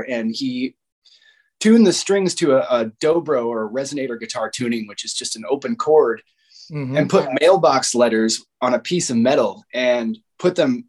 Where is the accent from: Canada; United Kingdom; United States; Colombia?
United States; Fargo, North Dakota; I was born in North Dakota, in Fargo, North Dakota